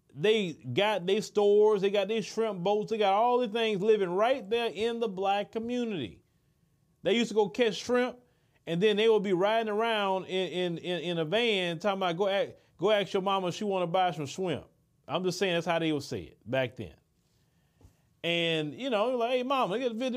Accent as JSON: {"language": "English", "town": "Port Arthur", "region": "Texas", "country": "United States", "tie": "born or raised there", "said": "growing up in Port Arthur, where I'm from"}